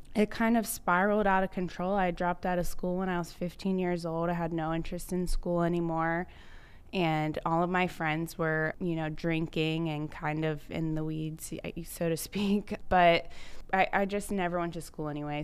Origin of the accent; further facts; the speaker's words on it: Cincinnati, Ohio, United States; moved away as an adult; I grew up in Cincinnati, Ohio, had never traveled anywhere but the tri-state